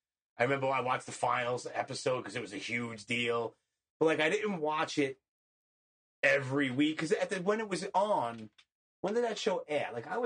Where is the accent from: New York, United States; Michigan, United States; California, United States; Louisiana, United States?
New York, United States; New York City; also born or lived in Howard Beach, Queens; But I'm not originally from Howard Beach. I was born and raised in Canarsie, and then I went here and there, and I was in the service and this and that. But from, like, 1990 until I joined the service in 96, I lived in Howard Beach.